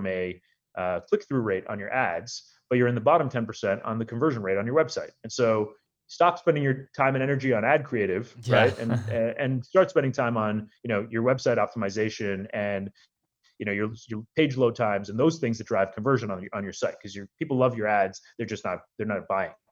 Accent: Canada; also born or lived in India / Chicago; I was born in India. My family we lived in Chicago for a couple of years and then moved to Canada when I just started school

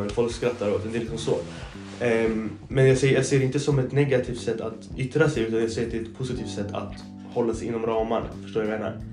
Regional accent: Sweden; jag har blivit uppvuxen i två olika kulturer. Jag är liksom, jag är liksom en förälder som är svensk, en som kommer från Mellanöstern

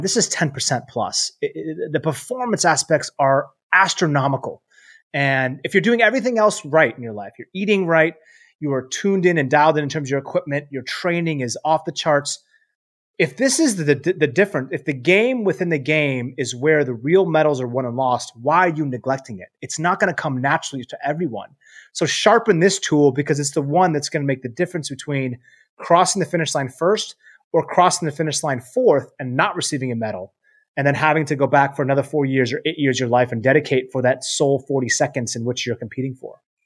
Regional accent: Seattle, Washington, United States; I'm from Seattle

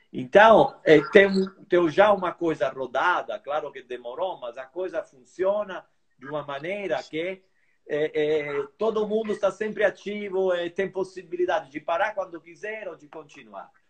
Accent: Brazil; Além de eu ser meio brasileiro ou meio italiano, eu sou brasileiro, claro

